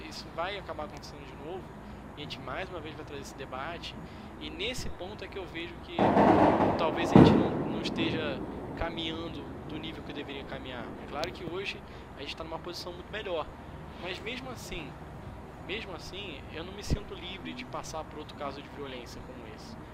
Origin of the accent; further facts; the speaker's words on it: Brazil; eu sou brasileiro